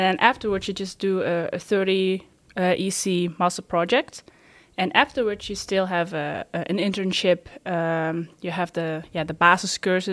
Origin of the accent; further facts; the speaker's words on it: Netherlands; I'm from the Netherlands